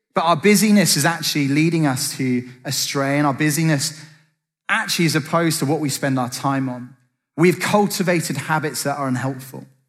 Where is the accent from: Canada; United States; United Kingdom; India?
United Kingdom; I'm British